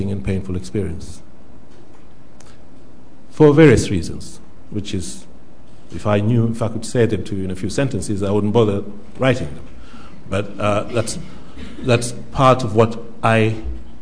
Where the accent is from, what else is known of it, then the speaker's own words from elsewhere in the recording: Zanzibar, Tanzania; now in United Kingdom; I come from Zanzibar. So I just want to begin first by thinking about that, what I've just said. What does it mean to say I come from Zanzibar when I've lived for the last 40 years here?